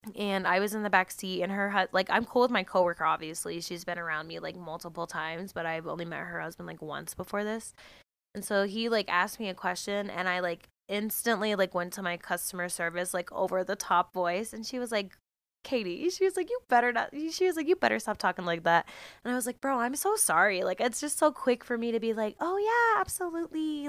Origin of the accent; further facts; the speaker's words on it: United States; I'm American